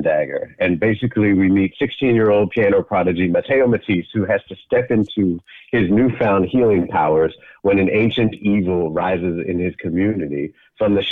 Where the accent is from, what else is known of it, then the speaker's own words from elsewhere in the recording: Boston, Massachusetts, United States; moved away; also born or lived in Brooklyn, New York; I'm from Boston originally. I lived in Brooklyn for 14 years.